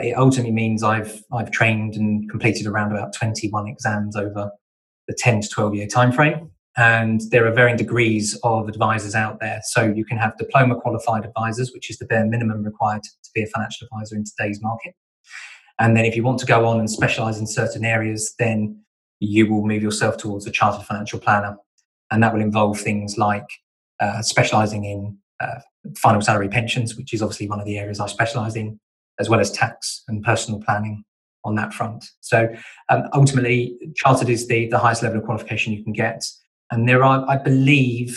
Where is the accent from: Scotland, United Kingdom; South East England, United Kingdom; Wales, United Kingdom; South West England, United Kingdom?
South East England, United Kingdom; Kent; now in Devon, United Kingdom; I'm originally from Kent, so I'm an import to Devon